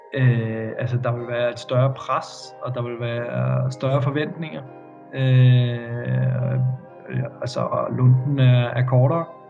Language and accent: Danish; Denmark; moved away as an adult; hjemme i Danmark